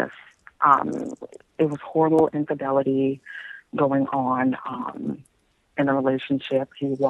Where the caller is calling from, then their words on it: Baton Rouge, Louisiana, United States; I'm calling from Baton Rouge, Louisiana.